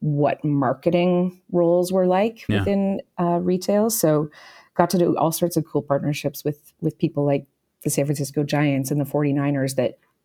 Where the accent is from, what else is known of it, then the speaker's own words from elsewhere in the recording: Kanata, Ontario, Canada; I grew up just outside of Ottawa in Kanata, Ontario